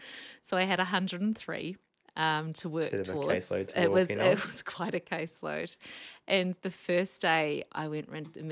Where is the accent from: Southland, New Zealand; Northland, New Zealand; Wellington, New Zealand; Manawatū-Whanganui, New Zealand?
Wellington, New Zealand; also born or lived in Auckland, New Zealand; I grew up in New Zealand. You can tell from the very strong accent I haven't managed to lose. So I grew up in Wellington and my dad was in the army, so we travelled around quite a lot during my childhood.